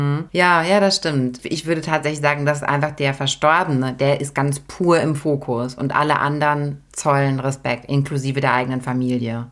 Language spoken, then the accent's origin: German; Germany; bei uns in Deutschland